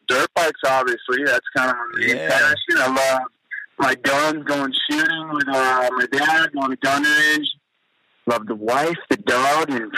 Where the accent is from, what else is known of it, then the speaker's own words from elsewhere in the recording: Moorpark, California, United States; also born or lived in Temecula, California; From Moorpark, California.